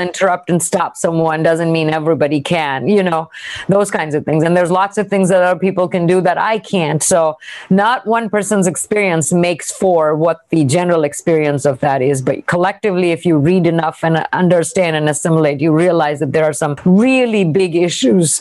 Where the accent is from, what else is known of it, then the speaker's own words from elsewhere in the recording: India; moved away; I grew up in India